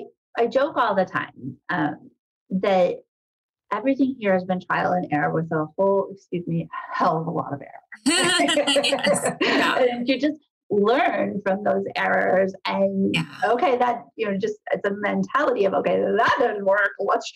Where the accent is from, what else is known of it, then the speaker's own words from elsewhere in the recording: Midwest, United States; knowing you're a Midwesterner, I'm a Midwesterner. We all know how to roll up our sleeves. We all know how to work. I grew up in a small town.